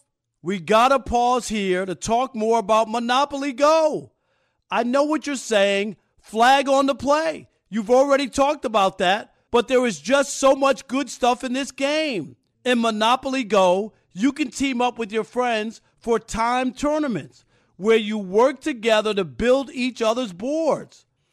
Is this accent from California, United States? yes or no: no; New York, United States; and Chris, I grew up in New York.